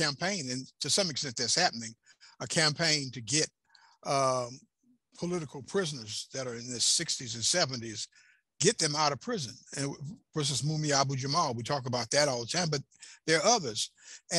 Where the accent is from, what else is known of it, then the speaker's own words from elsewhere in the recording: Chattanooga, Tennessee, United States; the radio station I had in Chattanooga, my hometown